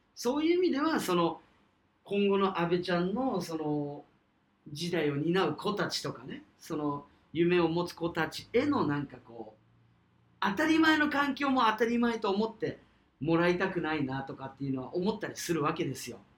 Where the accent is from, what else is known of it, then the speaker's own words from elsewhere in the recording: Kyushu, Fukuoka, Japan; 我々と同じこう、九州、福岡出身